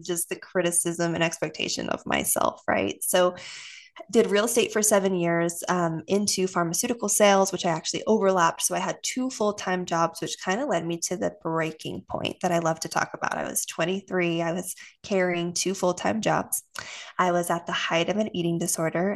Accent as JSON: {"language": "English", "town": "Austin", "region": "Texas", "country": "United States", "tie": "born or raised there", "also_born_or_lived": "Utah", "said": "I was moved from Utah to Austin in elementary school"}